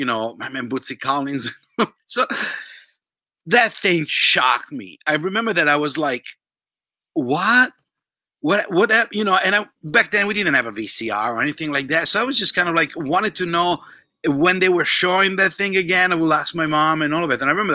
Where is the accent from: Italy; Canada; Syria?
Italy; Milan, Lombardy; now in Santa Clarita, United States; I was living in Italy back then, that's where I was born, I was born in Milan